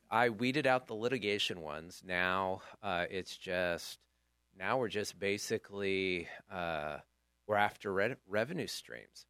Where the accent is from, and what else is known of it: Chico, California, United States; born or raised there